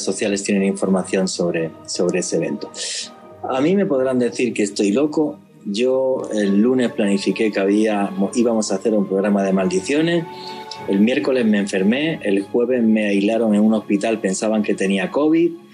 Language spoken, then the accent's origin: Spanish; Spain; moved away; soy español